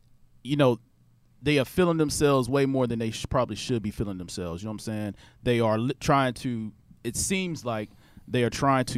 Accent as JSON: {"language": "English", "region": "Midwest", "country": "United States", "moved": "yes", "lives_now": "Houston, United States", "said": "Here in Houston, I realized, being from, you know, Midwest"}